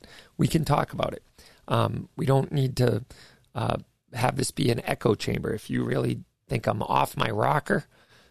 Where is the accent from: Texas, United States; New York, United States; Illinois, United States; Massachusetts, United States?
Massachusetts, United States; I'm from Massachusetts